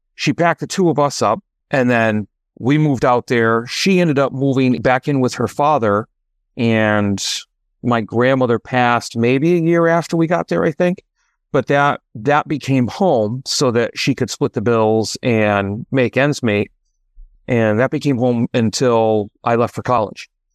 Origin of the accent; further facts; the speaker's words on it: Connecticut, United States; moved away as an adult; also born or lived in Oregon; now in Massachusetts, United States; I am originally from Oregon, and I now reside in Massachusetts by way of Connecticut.